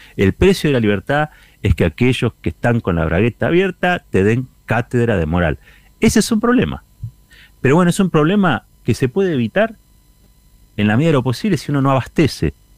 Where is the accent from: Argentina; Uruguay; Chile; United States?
Argentina; como argentino